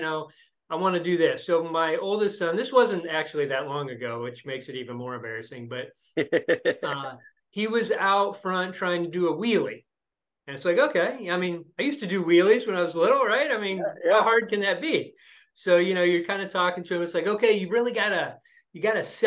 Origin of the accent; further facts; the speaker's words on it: Lima, Ohio, United States; moved away as an adult; also born or lived in Columbus, Ohio; now in Indianapolis, United States; I grew up in Lima, Ohio, a small town in northwestern Ohio, graduated high school there